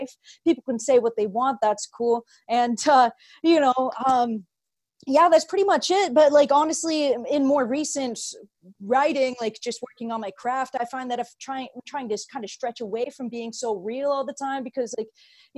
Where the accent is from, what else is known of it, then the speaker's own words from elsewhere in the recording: Belleville, Ontario, Canada; moved away; My hometown is a small place of Belleville.